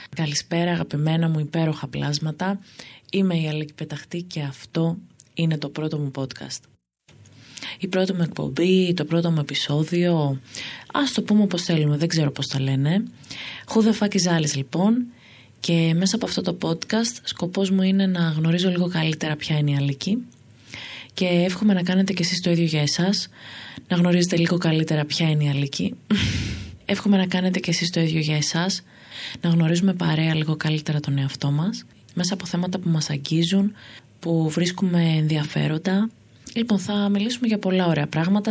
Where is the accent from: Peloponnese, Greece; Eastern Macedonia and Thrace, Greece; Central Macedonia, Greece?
Central Macedonia, Greece; Thessaloniki; moved away as an adult; also born or lived in Amfissa; now in Athens, Greece; Εγώ λοιπόν είμαι από τη Θεσσαλονίκη